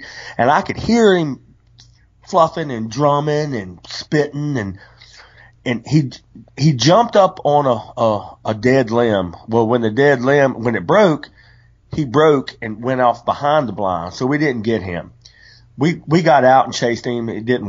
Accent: West Virginia, United States; When I was 12 years old, I grew up in West Virginia and we spent a lot of time with my grandma Turner.

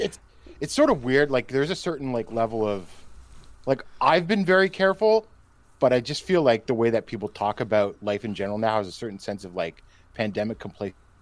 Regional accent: Canada; I say this as a Canadian

